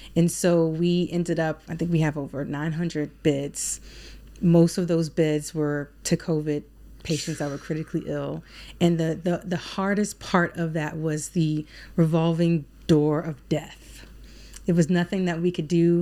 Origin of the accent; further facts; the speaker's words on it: Alexandria, Virginia, United States; moved away as an adult; now in Baltimore, United States; living in Alexandria, Virginia, where I was born and raised